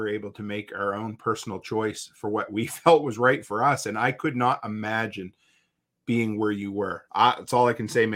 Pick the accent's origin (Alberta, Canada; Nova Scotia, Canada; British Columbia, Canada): Nova Scotia, Canada; moved away; I grew up on the East Coast in Nova Scotia